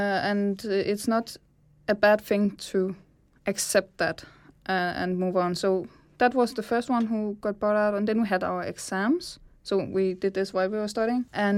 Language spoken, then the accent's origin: English; Zealand, Denmark; Well, I am from Sjælland originally, and I traveled to Kolding to study design on SDU.